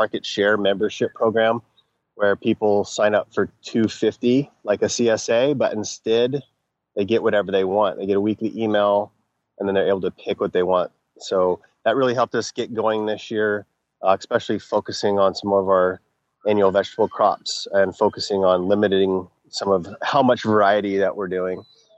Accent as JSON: {"language": "English", "region": "Texas", "country": "United States", "tie": "born or raised there", "also_born_or_lived": "Colorado / Florida / Vancouver, Canada", "said": "I grew up in Texas. I lived in Colorado for 8 years. I've lived in Florida 3 different times. I lived in Vancouver, BC for 3 years."}